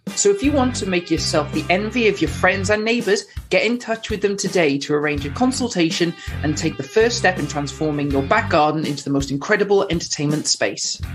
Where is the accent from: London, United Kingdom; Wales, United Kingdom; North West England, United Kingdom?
Wales, United Kingdom